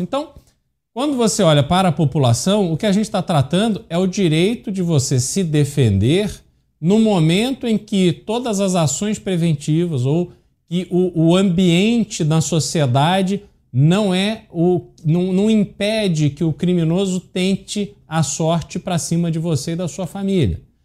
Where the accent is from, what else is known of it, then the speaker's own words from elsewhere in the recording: Rio de Janeiro, Brazil; now in São Paulo, Brazil; eu cresci no Rio de Janeiro, vim para São Paulo, a, enfim, passei mais tempo em São Paulo do que no Rio de Janeiro, mas cresci lá